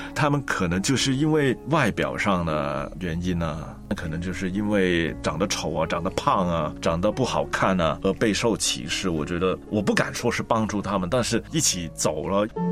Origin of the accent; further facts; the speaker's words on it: Hong Kong; 我也是在香港出生啊，但是呢，我的妈妈呢，是一个中国家上印度的混血儿